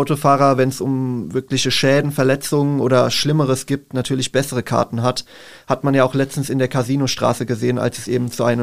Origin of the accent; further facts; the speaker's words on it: Mühltal, Hesse, Germany; now in Darmstadt, Germany; früher noch auf dem Dorf gewohnt habe, ich komme ursprünglich aus Mühltal